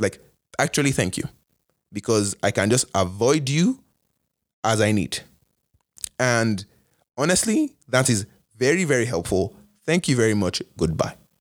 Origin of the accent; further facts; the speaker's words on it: Nigeria; also born or lived in Canada; now in United States; as a Nigerian Canadian